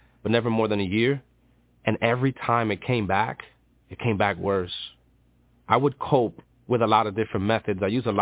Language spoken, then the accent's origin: English; New York City, New York, United States; I'm from Dykeman. It's Manhattan, New York